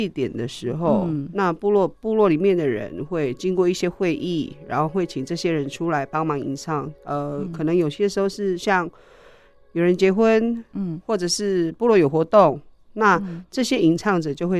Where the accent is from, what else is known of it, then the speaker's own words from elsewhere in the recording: Pingtung County, Taiwan; now in Hualien, Taiwan; 呃，我是屏东人，但我大部分都住在花莲。